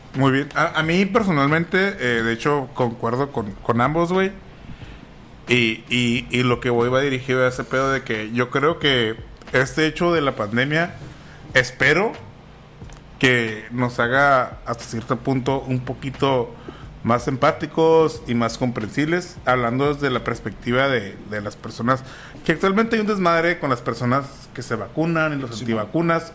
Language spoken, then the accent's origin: Spanish; Mexico